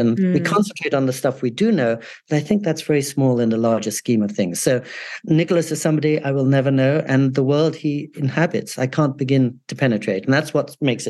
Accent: England, United Kingdom; also born or lived in California, United States; And also, I grew up in England and California.

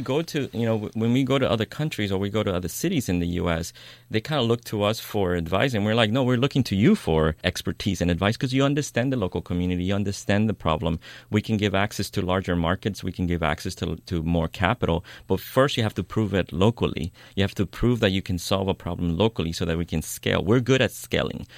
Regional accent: New York, United States; moved away as an adult; now in Oakland, United States; I grew up in New York. I moved to the Bay Area about 16 years ago to I Oakland

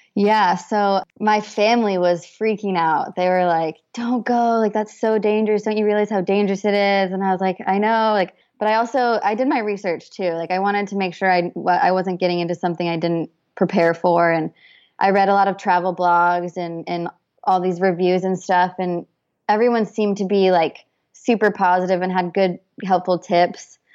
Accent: Boise, Idaho, United States; moved away as an adult; now in San Diego, United States; grew up in Boise, Idaho

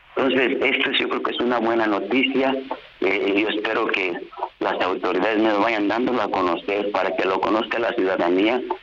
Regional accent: Mexico; mi país al que tanto amo

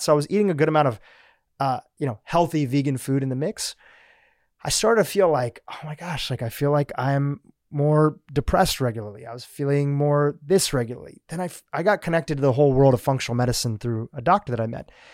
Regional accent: United States; also born or lived in Kenya; we mostly grew up in the States

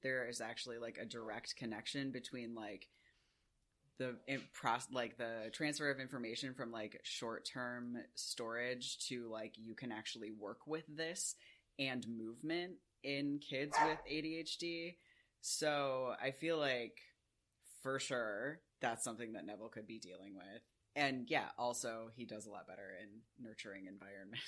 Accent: United Kingdom; we're British, so we say the huh because it has an H in it

